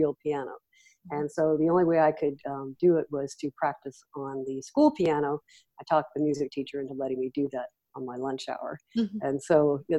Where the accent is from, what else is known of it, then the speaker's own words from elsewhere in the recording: Los Angeles, California, United States; I grew up in Los Angeles and then moved to Northern California at 16.